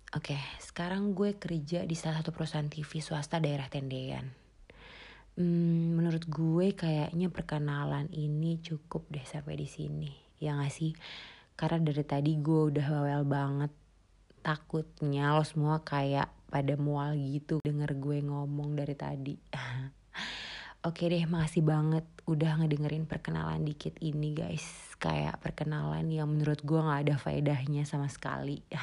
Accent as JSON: {"language": "Indonesian", "region": "Jakarta", "country": "Indonesia", "tie": "born or raised there", "said": "Terus gue ini darah Sunda guys. Jadi bokap nyokap gue ini asli Sunda Cuma gue lahir dan besar di Jakarta, jadi ya gini."}